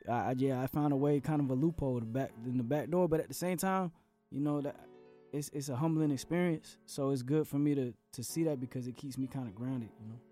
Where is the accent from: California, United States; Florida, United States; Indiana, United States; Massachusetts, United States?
Florida, United States; Central; born or raised there; also born or lived in San Juan, Puerto Rico / Atlanta